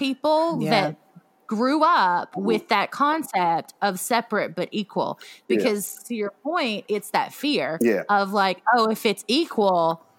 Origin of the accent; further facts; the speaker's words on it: Mississippi, United States; I grew up in Mississippi